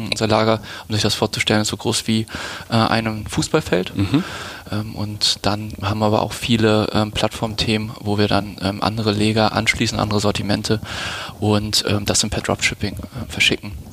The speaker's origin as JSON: {"language": "German", "region": "Schleswig-Holstein", "country": "Germany", "tie": "born or raised there", "said": "Ähm, dann in Lübeck zur Schule gegangen, es ist auch keine Großstadt und dann ähm, zum der, ja, äh, zu der Ausbildung dann ähm, nach Hamburg gezogen"}